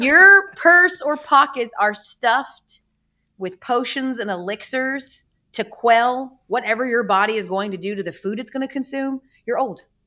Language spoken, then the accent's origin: English; Atlanta, Georgia, United States; I'm from Atlanta